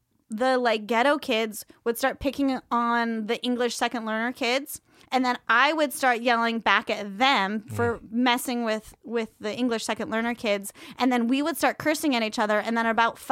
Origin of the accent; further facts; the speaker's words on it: Oakland, California, United States; I grew up in Oakland Public Schools.